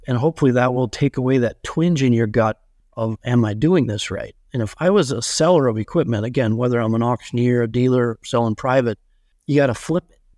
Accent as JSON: {"language": "English", "town": "Benson", "region": "Minnesota", "country": "United States", "tie": "born or raised there", "said": "my hometown of Benson, Minnesota"}